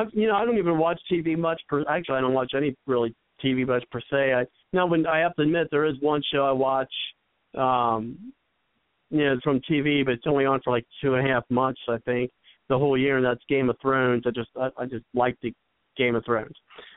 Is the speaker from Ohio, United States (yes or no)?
yes; Ohio, United States; I'm from Ohio.